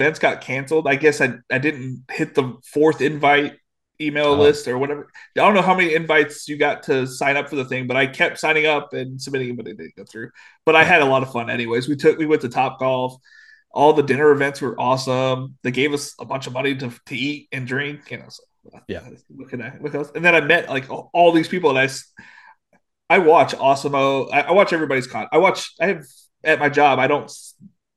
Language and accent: English; Illinois, United States; born or raised there; moved away as an adult; also born or lived in San Diego, California; now in North Carolina, United States